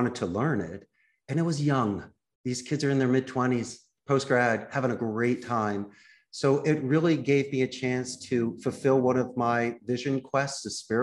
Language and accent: English; Philadelphia, Pennsylvania, United States; moved away as an adult; also born or lived in Arizona; now in Costa Rica; I'm a very proud Philadelphia boy. So I grew up in Northeast Philadelphia.